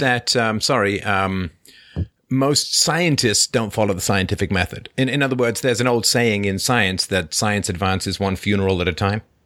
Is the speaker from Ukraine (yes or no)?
no; London, United Kingdom; where I grew up in near Crystal Palace in, uh, in London